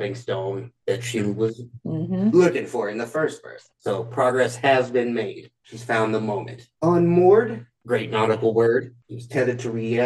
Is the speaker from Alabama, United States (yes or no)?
yes; Alabama, United States; I'm from Alabama